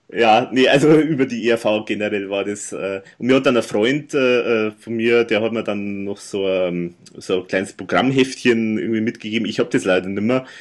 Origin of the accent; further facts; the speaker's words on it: Erding, Bavaria, Germany; bei mir in meiner Heimatstadt waren, also hier in Erding